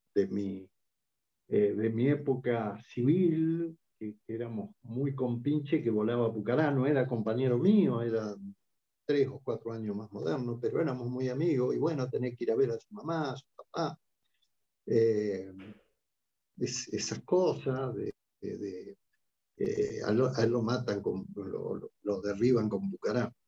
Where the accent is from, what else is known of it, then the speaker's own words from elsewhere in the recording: Argentina; como argentinos